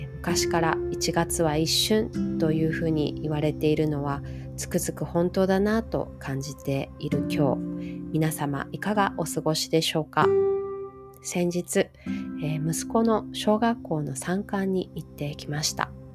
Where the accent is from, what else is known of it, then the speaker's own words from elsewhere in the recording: Hawaii, United States; 人種のるつぼって言われているハワイに育った